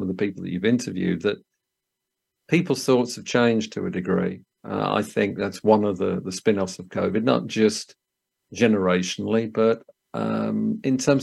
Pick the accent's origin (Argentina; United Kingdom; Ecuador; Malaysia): United Kingdom; Solihull, West Midlands; accent: Brummie; now in Worcestershire, United Kingdom; I'm a Brummy from Solihull.